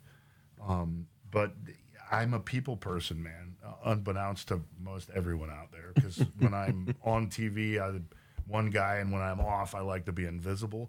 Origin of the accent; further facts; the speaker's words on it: Oklahoma, United States; also born or lived in Los Angeles / San Diego; now in Texas, United States; I grew up in Oklahoma.